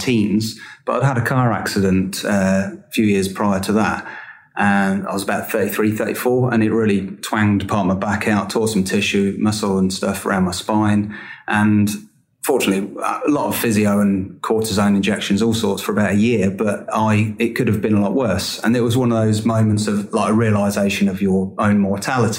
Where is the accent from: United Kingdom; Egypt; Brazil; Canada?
United Kingdom; Peterborough, East of England; I'm from Peterborough